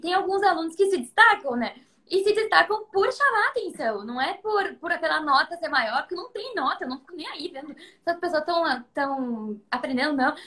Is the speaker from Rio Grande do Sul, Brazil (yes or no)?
yes; Taquara, Rio Grande do Sul, Brazil; also born or lived in Porto Alegre / Gramado; em Taquara, que é minha cidade natal